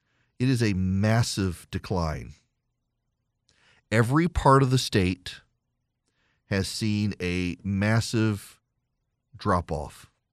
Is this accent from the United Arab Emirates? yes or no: yes; Dubai, United Arab Emirates; I am not well traveled in the United States. I grew up in Dubai.